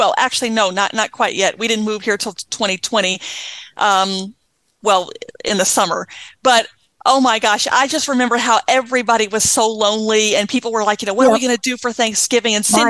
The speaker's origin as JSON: {"language": "English", "region": "Southern United States", "country": "United States", "said": "I like to call it the shindig because I'm from the South and that's what we call it."}